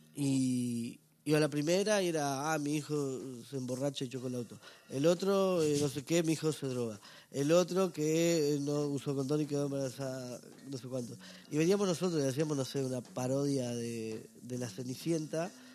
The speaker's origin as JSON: {"language": "Spanish", "region": "Salto", "country": "Uruguay", "tie": "born or raised there", "moved": "as an adult", "lives_now": "Montevideo, Uruguay", "said": "yo vengo del norte de Uruguay, en realidad, una ciudad que se llama Salto"}